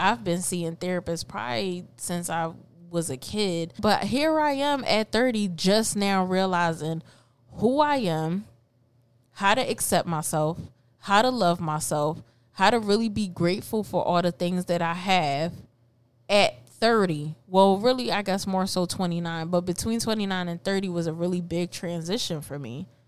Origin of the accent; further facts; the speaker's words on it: Philadelphia, Pennsylvania, United States; also born or lived in Puerto Rico; So I've been raised in North, N O R F